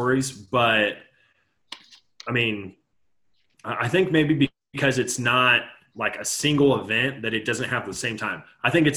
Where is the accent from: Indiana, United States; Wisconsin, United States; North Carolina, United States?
Indiana, United States; I grew up in Indiana